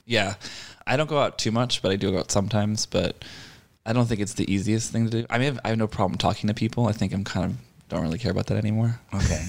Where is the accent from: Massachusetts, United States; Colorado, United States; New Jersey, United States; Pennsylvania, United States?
Massachusetts, United States; Boston; moved away as an adult; now in Los Angeles, United States; I grew up in Boston and I moved into LA when I was 25.